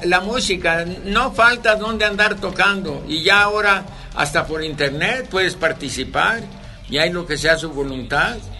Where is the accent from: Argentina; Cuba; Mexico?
Mexico; Tecolotlán, Jalisco; also born or lived in Lusaka, Zambia; ya no encuentras mariachis en mi pueblo